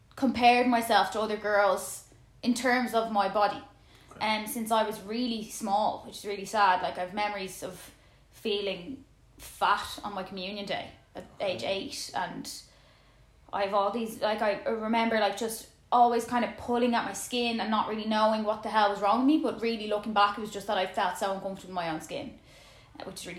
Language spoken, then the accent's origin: English; Dublin, Leinster, Ireland; I'm from Dublin